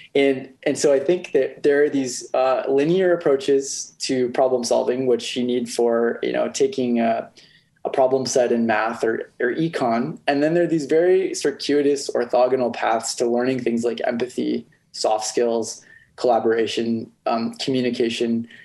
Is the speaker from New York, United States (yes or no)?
no; Silicon Valley, California, United States; my background really is kind of growing up in Silicon Valley